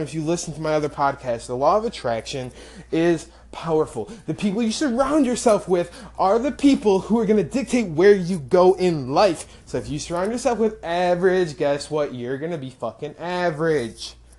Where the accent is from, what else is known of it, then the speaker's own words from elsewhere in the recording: rural Illinois, United States; from a very small town in rural Illinois, where I grew up. Less than a thousand people in my hometown